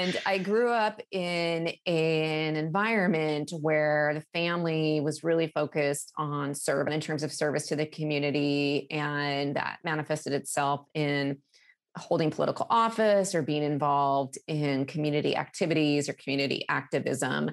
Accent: Alaska, United States; moved away as an adult; now in Seattle, United States; growing up in Alaska

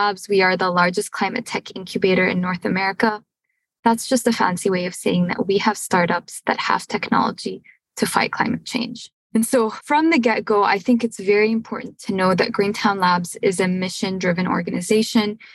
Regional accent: Syria; also born or lived in Montreal, Canada / Cambridge, United States / Houston, United States; now in United States; I'm originally from Syria

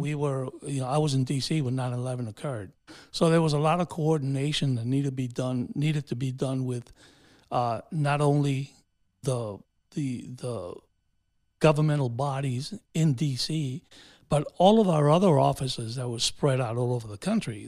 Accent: New York City, New York, United States; first language Spanish; English is a second language; moved away as an adult; also born or lived in Honduras; now in Shenandoah, United States; I grew up in New York City and, uh, uh, was educated there, went to, you know, elementary, junior, and, and high school there

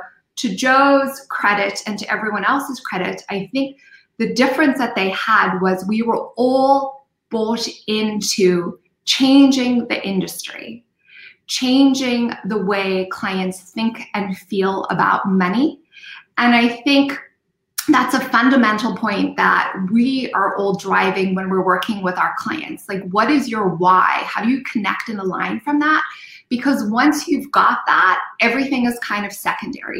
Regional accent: Zimbabwe; moved away; I said, Zimbabwe.

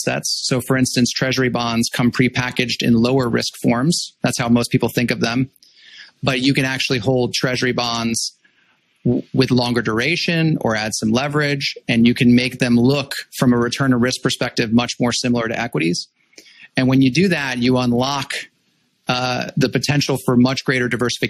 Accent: Los Angeles, California, United States; moved away as an adult; I grew up in Los Angeles

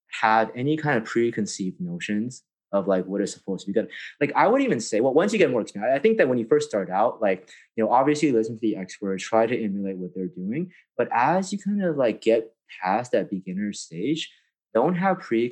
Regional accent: San Francisco, California, United States; I grew up in San Francisco

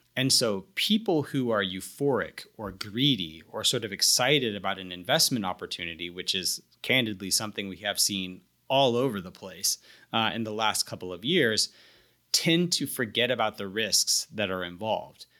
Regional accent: the American South, United States; I, I'm a Southerner

